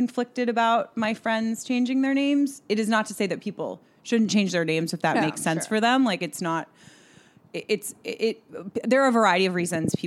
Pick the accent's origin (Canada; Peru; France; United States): United States; Colorado Springs, Colorado; also born or lived in New Jersey; I grew up in New Jersey until I was 10, but I sort of like lived for most of my life in Colorado Springs, which is an hour south of Denver